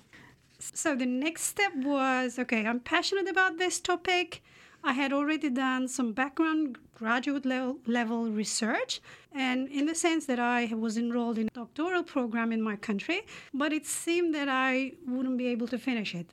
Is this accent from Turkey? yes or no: yes; Turkey; English is a second language; moved away as an adult; now in Canada; I come from the Republic of Turkey